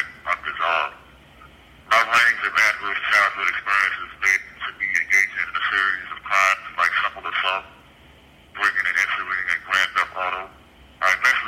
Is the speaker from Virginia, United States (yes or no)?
yes; Richmond, Virginia, United States; I was born on October 15th, 1976, at the Medical College of Virginia in Richmond